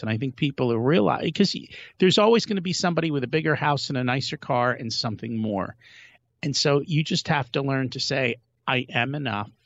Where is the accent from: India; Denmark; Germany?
India; we're from India